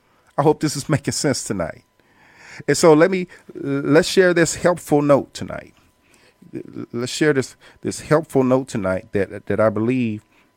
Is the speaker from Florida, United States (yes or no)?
no; Indianapolis, Indiana, United States; now in Atlanta, United States; And I came here in Atlanta from Indianapolis, Indiana, college on my mind, with the strict goal and focus of transitioning to law school to get my law degree to practice law.